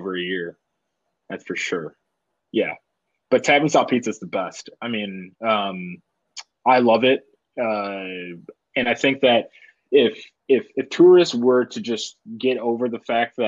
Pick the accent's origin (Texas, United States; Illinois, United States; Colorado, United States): Illinois, United States; Glenview; born or raised there; now in Chicago, United States